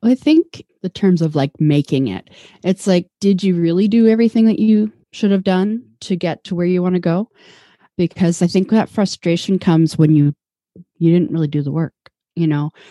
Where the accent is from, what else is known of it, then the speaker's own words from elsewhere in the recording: Vancouver, British Columbia, Canada; now in Toronto, Canada; I'm from Vancouver. I grew up there.